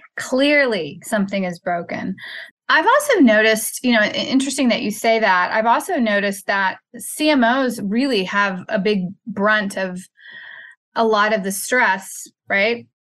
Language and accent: English; Texas, United States; my home state, Sugarland, Texas